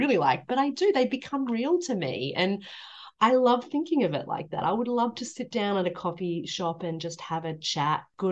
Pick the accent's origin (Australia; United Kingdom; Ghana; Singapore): Australia; accent: Australian